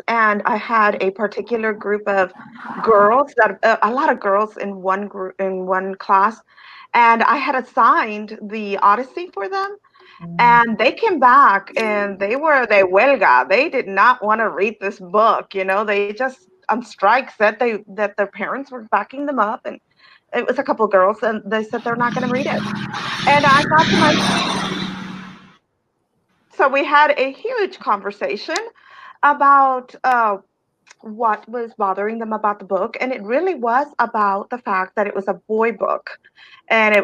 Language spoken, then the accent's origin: English; Eagle Pass, Texas, United States; also born or lived in Piedras Negras, Coahuila, Mexico; And then we moved, and I grew up in Eagle Pass